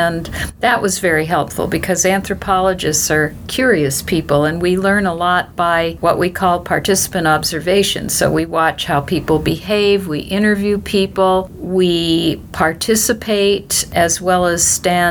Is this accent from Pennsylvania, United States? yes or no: no; Santa Monica Mountains, California, United States; I grew up in the Santa Monica Mountains, and I used to look down at the city